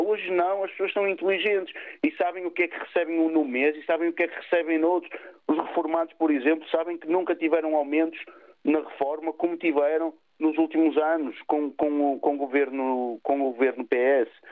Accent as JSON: {"language": "Portuguese", "town": "Vila Nova de Gaia", "region": "Porto District", "country": "Portugal", "said": "Eu sou aqui de Vila Nova de Gaia"}